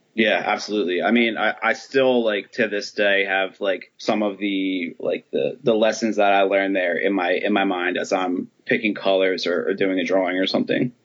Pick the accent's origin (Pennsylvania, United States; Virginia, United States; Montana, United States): Pennsylvania, United States; Philadelphia; moved away as an adult; also born or lived in Baltimore; I grew up in Philly.